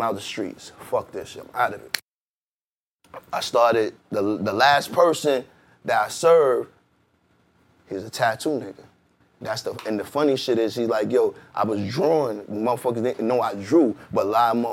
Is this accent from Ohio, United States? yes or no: no; New York City, New York, United States; also born or lived in Bed-Stuy, Brooklyn; I'm coming from Uptown.